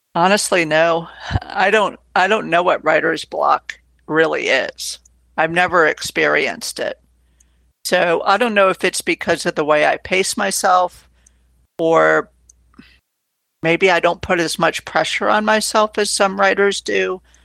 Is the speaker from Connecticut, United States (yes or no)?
yes; Connecticut, United States; I was growing up in Connecticut